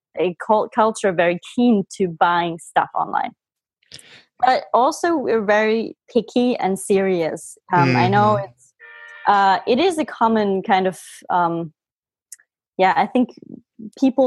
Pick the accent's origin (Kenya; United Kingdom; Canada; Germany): Germany; I'm from Germany